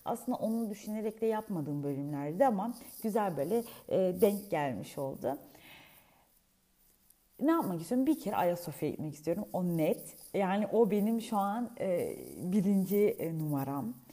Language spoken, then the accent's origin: Turkish; Bolu Province, Turkey; Ben aslen ah, Bolulu'yum, Bolu'ya gideriz.